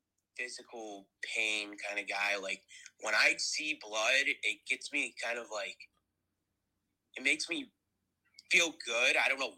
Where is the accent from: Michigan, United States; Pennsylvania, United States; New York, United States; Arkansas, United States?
New York, United States; upstate; I'm not from Philly, but my character is and all that. I'm from upstate New York.